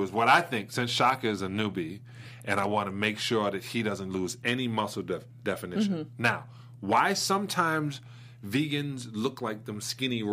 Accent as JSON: {"language": "English", "town": "New York City", "region": "New York", "country": "United States", "said": "Brooklyn, New York"}